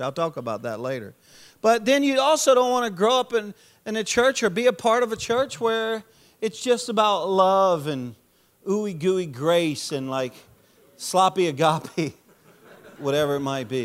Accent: Louisiana, United States; I'm a Cajun from Louisiana

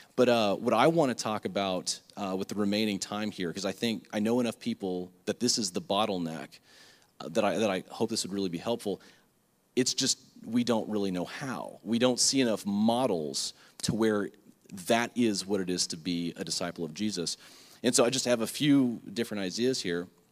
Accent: Lake Worth, Florida, United States; back at home growing up in Lake Worth

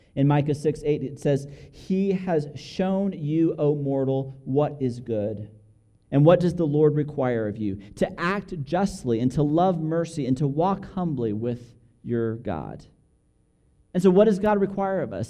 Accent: Albuquerque, New Mexico, United States; moved away as an adult; now in Dallas, United States; we grew up here in Albuquerque, and now we've moved to Dallas

